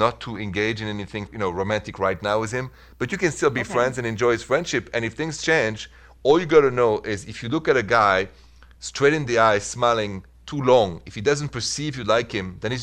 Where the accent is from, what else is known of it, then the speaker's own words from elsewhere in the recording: France; accent: thick French; English is a second language; now in United States; Parce que je suis français. Je viens de France. I come from France. I'm French origin, but I'm an American citizen like you, with a thick French accent